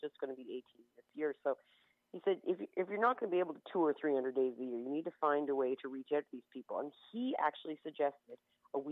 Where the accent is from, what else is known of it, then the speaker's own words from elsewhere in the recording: Prince Edward County, Ontario, Canada; now in Kingston, Canada; I'm from Prince Edward County